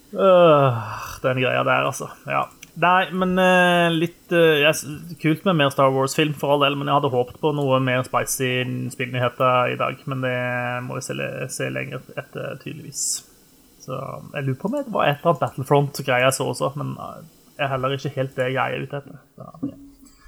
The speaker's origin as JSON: {"language": "Norwegian", "town": "Egersund", "region": "Rogaland", "country": "Norway", "said": "jeg kommer jo ifra eh, det de eh, sjøl liker å titulere som sørlandsbyen på Vestlandet. Uh, Egersund"}